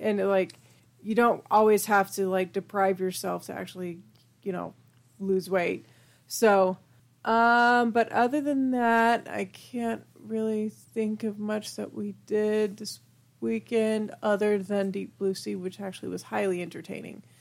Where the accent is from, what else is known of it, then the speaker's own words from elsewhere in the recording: United Kingdom; I'm British